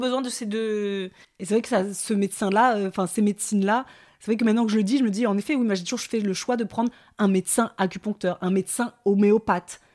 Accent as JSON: {"language": "French", "town": "Paris", "region": "Île-de-France", "country": "France", "said": "en tant que Parisienne"}